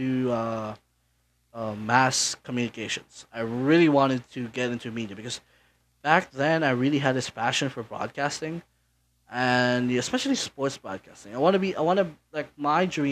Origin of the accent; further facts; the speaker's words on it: Naga, Bicol Region, Philippines; English is a second language; also born or lived in Manila; my parents decided to have me raised here in Naga, and I've been living here ever since